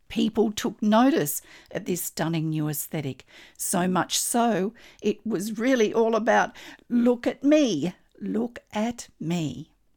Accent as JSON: {"language": "English", "country": "Australia", "said": "I'm an Australian textile artist"}